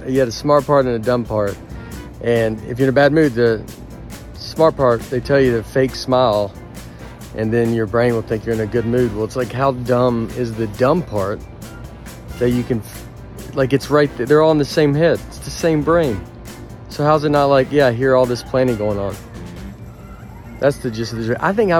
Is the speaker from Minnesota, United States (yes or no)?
no; Tennessee, United States; We're in Tennessee yet, so you know I'm from Tennessee.